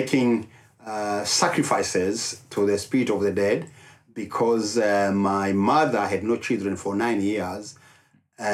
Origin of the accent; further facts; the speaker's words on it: Rwanda; English is a second language; moved away as an adult; now in Dallas, United States; I'm from Rwanda. I was born and raised up in Rwanda.